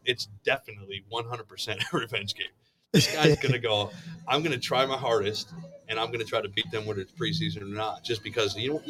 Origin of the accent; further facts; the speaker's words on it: Chicago, Illinois, United States; moved away as an adult; now in Florida, United States; Illinois. I was born and raised in Chicago.